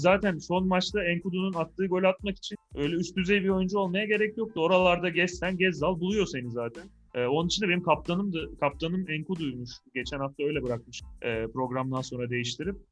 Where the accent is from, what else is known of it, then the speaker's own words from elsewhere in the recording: Malatya, Turkey; bir Malatyalı olarak.